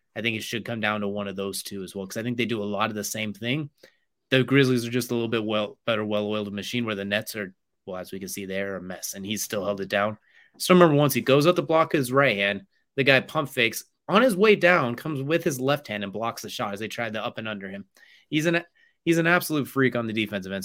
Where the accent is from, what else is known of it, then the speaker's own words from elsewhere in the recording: California, United States; I was born in California